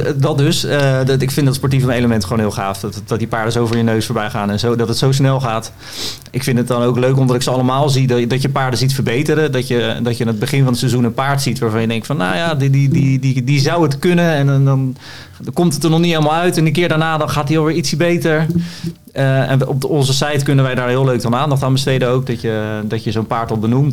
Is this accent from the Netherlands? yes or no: yes; Voorschoten, South Holland, Netherlands; Ik kom daarnaast uit Voorschoten